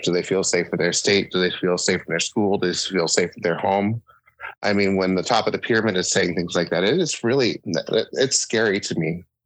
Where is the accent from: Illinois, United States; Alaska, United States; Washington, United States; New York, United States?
Alaska, United States; Sitka; also born or lived in Juneau; growing up, growing up in Sitka and Juneau